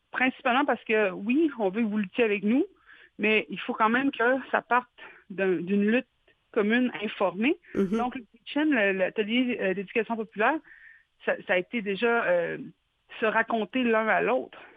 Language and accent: French; Quebec, Canada; je pense que si nous, en tant que Québécois, on avait passé à travers les pensionnats